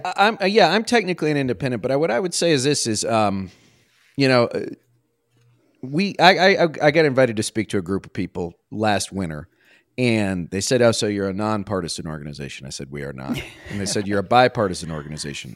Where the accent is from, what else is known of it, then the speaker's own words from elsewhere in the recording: Washington, District of Columbia, United States; when I was a kid growing up on Capitol Hill, right, my dad worked at, on the Hill